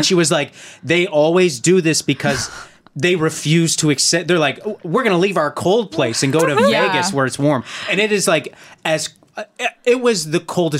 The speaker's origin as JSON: {"language": "English", "town": "Calgary", "region": "Alberta", "country": "Canada", "tie": "born or raised there", "said": "My hometown mall was Chinook Center in Calgary, Alberta."}